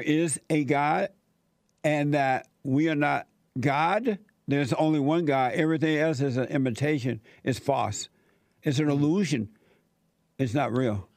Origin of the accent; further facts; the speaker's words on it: Alabama, United States; was growing up in Alabama